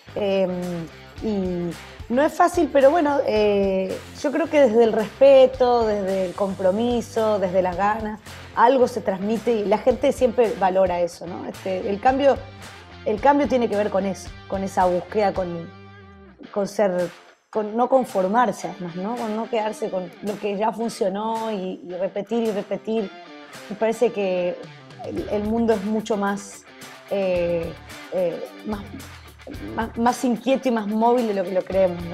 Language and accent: Spanish; Argentina; Para el argentino, esto, eh, obviamente a veces nos cansamos